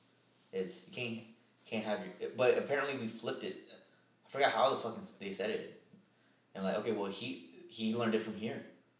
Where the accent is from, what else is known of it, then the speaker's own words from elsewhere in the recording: Philadelphia, Pennsylvania, United States; Yeah, you know I'm from Philadelphia, right?